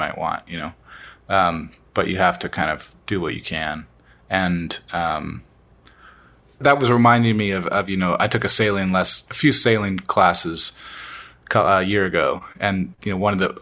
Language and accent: English; Washington, United States; our experience in Washington, growing up in Washington with the ocean